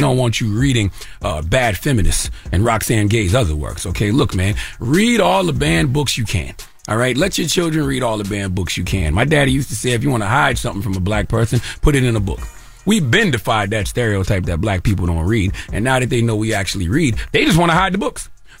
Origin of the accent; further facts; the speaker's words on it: South Carolina, United States; I'm from South Carolina, okay, where the first anti-literacy laws were passed.